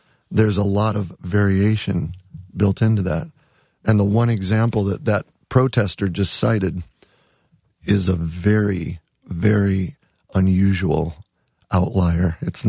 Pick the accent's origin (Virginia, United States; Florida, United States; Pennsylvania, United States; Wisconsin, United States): Wisconsin, United States; I actually spent one semester at Wisconsin because I'm from Wisconsin. I mean, we have deep roots in Wisconsin. My dad still lives in the same house I grew up in.